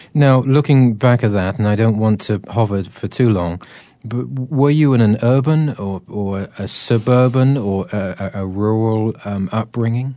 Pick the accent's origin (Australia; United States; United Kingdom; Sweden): United Kingdom; I'm terribly British